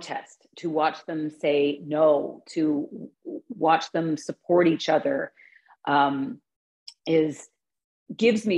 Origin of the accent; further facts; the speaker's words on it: Canada; we're Canadian